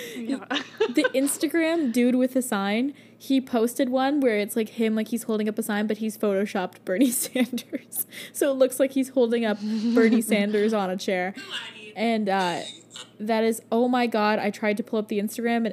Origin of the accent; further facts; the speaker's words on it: Canada; We're so Canadian